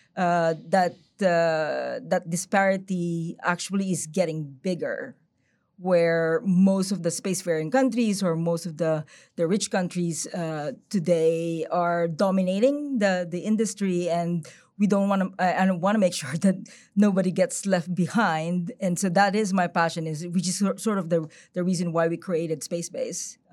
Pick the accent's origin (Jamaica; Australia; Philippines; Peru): Philippines; moved away; I'm originally from the Philippines. I lived there for maybe, like, a third of, of my life